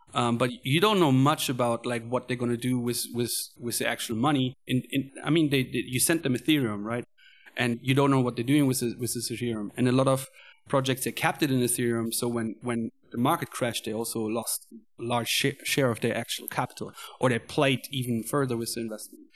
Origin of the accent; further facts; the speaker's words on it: Cologne, North Rhine-Westphalia, Germany; moved away as an adult; now in Chengdu, China; I am coming from Germany, Cologne.